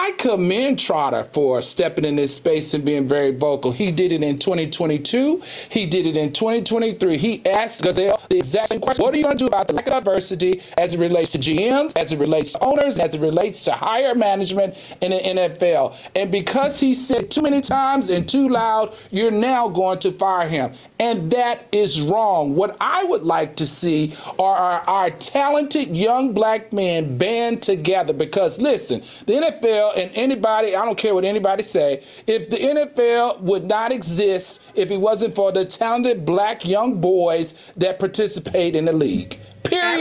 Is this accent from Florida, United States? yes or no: no; Virginia, United States; I'm from Virginia